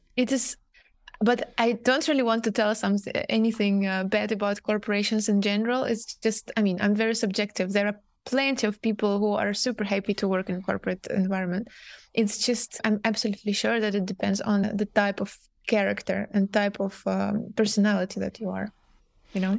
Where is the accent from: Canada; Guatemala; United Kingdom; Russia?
Russia; moved away as an adult; now in Amsterdam, Netherlands; I'm coming initially from Russia. Right now, I'm based in Amsterdam.